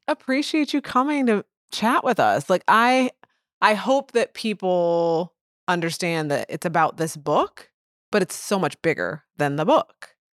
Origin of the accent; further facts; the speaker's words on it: Edwardsville, Illinois, United States; now in St. Louis, United States; I grew up in Edwardsville